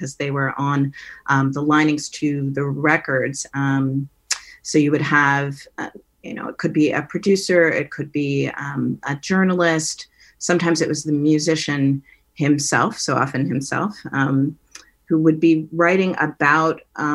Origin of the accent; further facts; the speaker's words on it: Menlo Park, California, United States; my relationship with my sister as a child growing up in Menlo Park